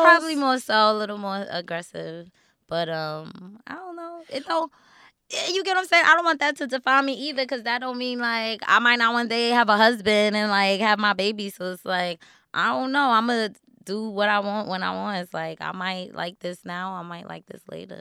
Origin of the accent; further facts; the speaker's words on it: New York City, New York, United States; I'm still from Queens